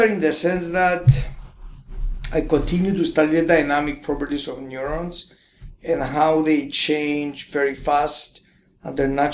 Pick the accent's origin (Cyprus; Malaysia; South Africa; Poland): Cyprus; moved away as an adult; also born or lived in Cambridge, England; I was born in Cyprus